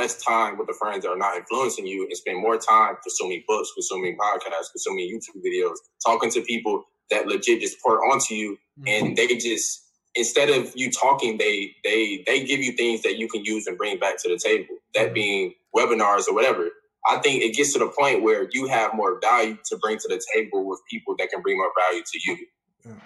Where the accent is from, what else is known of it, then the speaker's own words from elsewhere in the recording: Atlanta, Georgia, United States; moved away; for the people I grew up with, because I'm from Atlanta.